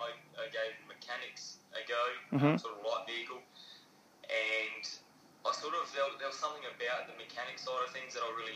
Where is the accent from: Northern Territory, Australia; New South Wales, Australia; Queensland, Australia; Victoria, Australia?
Northern Territory, Australia; Alice Springs; moved away as an adult; now in Adelaide, Australia; Born in Alice Springs, grew up in Alice Springs, all my schooling in Alice Springs. And it was, you know, Alice Springs is a lovely place.